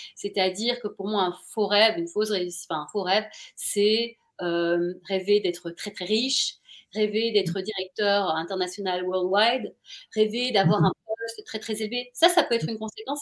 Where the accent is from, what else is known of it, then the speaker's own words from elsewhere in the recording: Brussels, Brussels-Capital Region, Belgium; moved away as an adult; also born or lived in Paris; j'ai grandi à Bruxelles